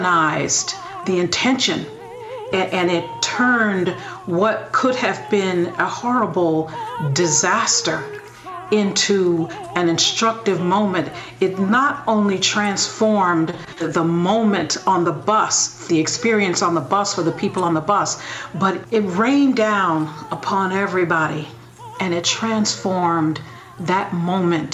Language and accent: English; St. Louis, Missouri, United States; I was brought up in St. Louis